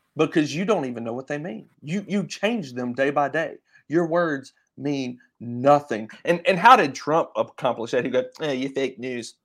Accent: Vicksburg, Mississippi, United States; Jeff and I are both from Vicksburg

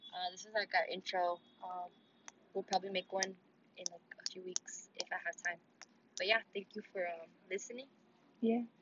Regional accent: California, United States; Oh, we're from California.

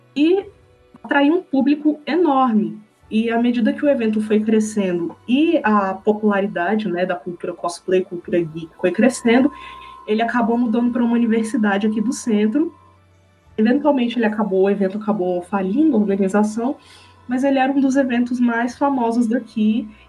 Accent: Brasília, Federal District, Brazil; aqui na minha cidade, Brasília, né, eu sou de Brasília

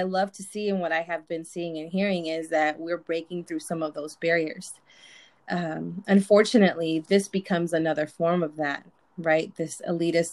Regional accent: Imperial Valley, California, United States; also born or lived in Mexicali, Mexico; We're from a small town in the Imperial Valley, California. And I was born in Mexicali, raised in the valley.

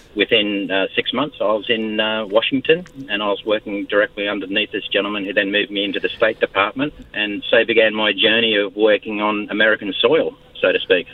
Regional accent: Australia; also born or lived in Fiji / United States; I'm Australian

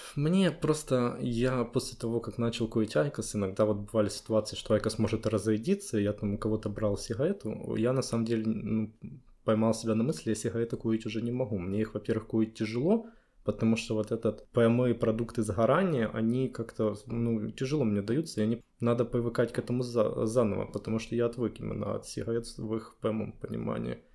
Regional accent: Kyiv, Ukraine; also born or lived in Poland; это мой родной город

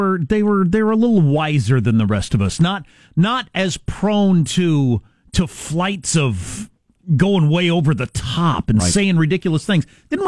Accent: United States; Yeah, I'm an American, and I work for the Central Intelligence Agency

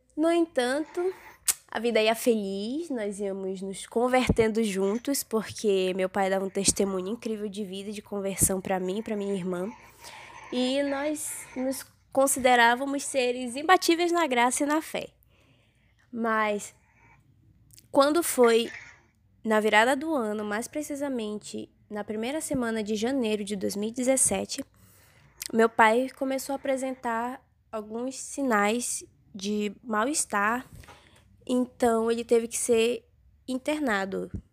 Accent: interior of Pará, Brazil; nós somos do interior do Pará

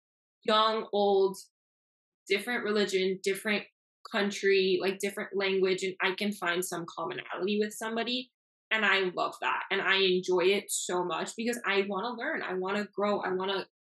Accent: Miami, Florida, United States; first language Spanish; English is a second language; I'm born and raised in Miami. I left for school for 7 years, but I'm back now

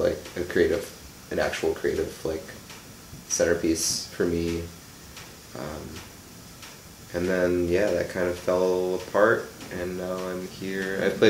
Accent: Pewaukee, Wisconsin, United States; Pewaukee. Yeah.

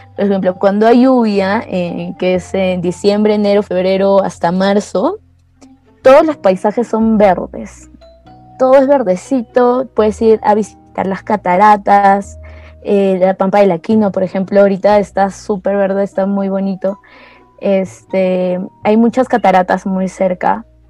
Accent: Ayacucho, Peru; la ciudad que, que de donde soy yo

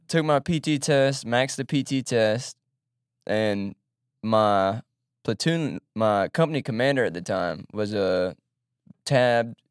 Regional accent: Baton Rouge, Louisiana, United States; also born or lived in Monroe, Louisiana; from Baton Rouge, grew up in Baton Rouge

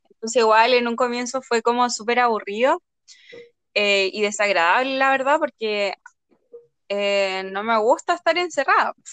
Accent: Yungay, Ñuble, Chile; moved away as an adult; also born or lived in Concepción; hace cuatro años estaba estudiando en Conce, entonces me tuve que venir a mi pueblo como de origen, Yungay, y la verdad es que, ha sido una experiencia súper positiva porque me gusta estar acá

